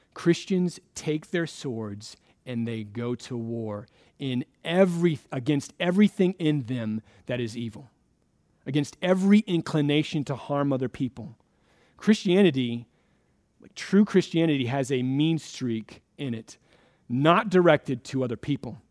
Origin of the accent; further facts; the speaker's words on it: Florida, United States; now in Redmond, United States; I grew up in Florida